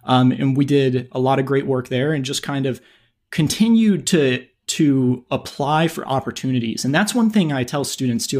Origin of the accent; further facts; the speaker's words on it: North Carolina, United States; moved away as an adult; also born or lived in Chicago; I grew up in North Carolina